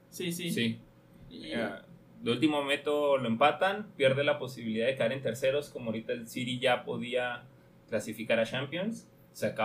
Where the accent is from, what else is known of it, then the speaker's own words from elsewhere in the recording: Mexico; y como mexicanos